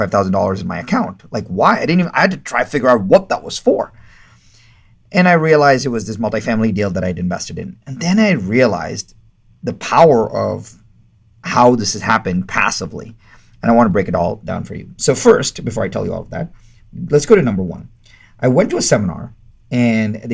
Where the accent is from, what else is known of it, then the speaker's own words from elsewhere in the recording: India; I'm Indian, and Indian people don't talk about money